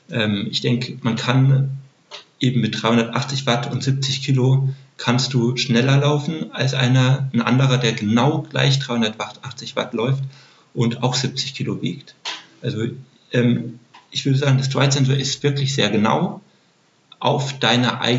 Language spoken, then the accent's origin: German; Heidelberg, Baden-Württemberg, Germany; Ich bin in Heidelberg aufgewachsen.